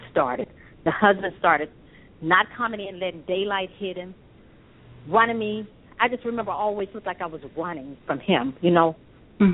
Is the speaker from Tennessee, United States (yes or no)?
yes; Memphis, Tennessee, United States; also born or lived in Akron, Ohio; I was born in Akron, Ohio, and my mother, of course, we're from Memphis, Tennessee